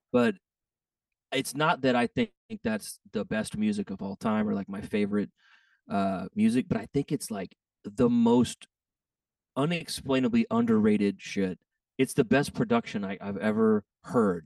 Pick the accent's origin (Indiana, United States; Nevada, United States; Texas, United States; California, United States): Texas, United States; I'm from Texas